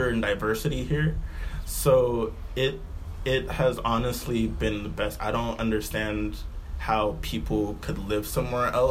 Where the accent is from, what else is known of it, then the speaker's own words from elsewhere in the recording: Alameda, California, United States; also born or lived in Oakland, California; most of my formative years were in Alameda from, like kindergarten. Well, I went to school through Alameda from, like, consistently third grade through high school